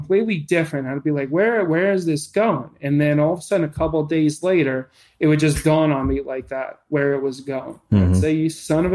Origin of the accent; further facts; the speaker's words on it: New York, United States; I'm a New Yorker